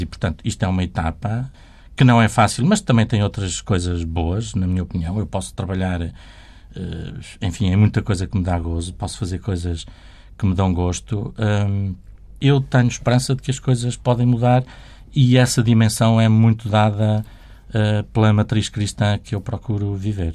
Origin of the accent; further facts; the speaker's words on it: Portugal; Como nasci em Portugal, fui educado na tradição católica